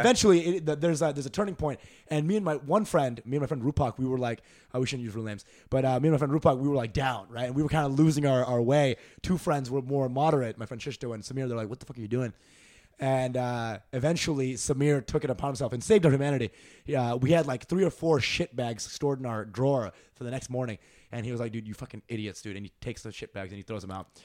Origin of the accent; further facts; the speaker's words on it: Dallas, Texas, United States; also born or lived in Canada / New Jersey; Dallas is where my, most of my life happened. So, like, fourth grade to end of college, I was there in Dallas.